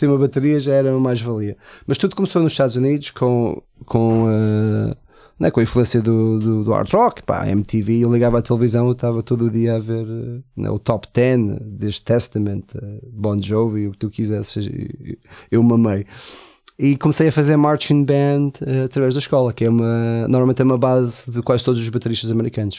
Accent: Portugal; also born or lived in United States / Germany; eu, eu sendo americano, mas tive. Né? A minha adolescência foi toda em, em Portugal

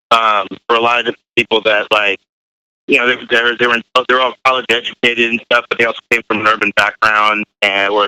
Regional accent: Newark, California, United States; I pretty much grew up where I live in Newark

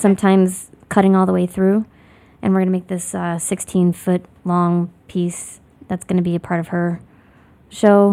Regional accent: Lafayette, Indiana, United States; moved away as an adult; also born or lived in Bloomington, Indiana / New York City; now in Chicago, United States; I'm originally from Lafayette, Indiana

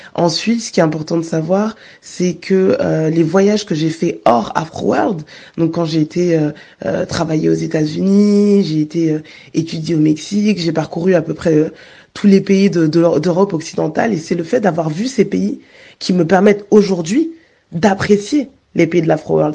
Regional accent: Guadeloupe; je suis Guadeloupéenne

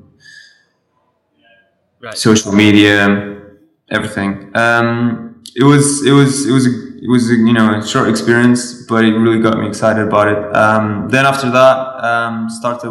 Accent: Lisbon, Portugal; I'm from Portugal. It's a little nice country next to Spain.

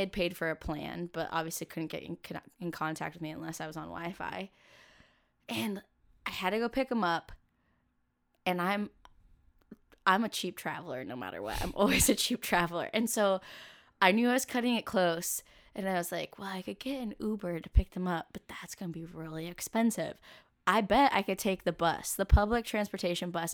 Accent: Camas, Washington, United States; I grew up in Camas, Washington, which is right next to Vancouver, Washington, and across the river from Portland, Oregon

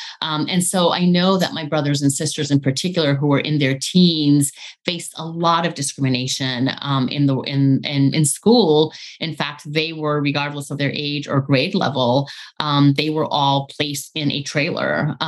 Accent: Medellin, Antioquia, Colombia; born there; So as you mentioned, I was born in Medellin, Colombia. I was born the youngest of 10 children

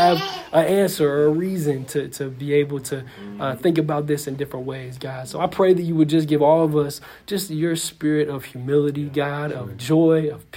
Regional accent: Seattle, Washington, United States; somebody growing up in Seattle

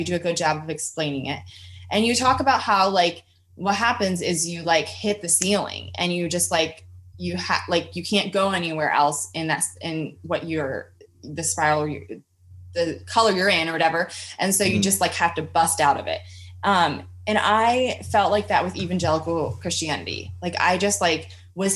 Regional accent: United States; I'm growing up in America

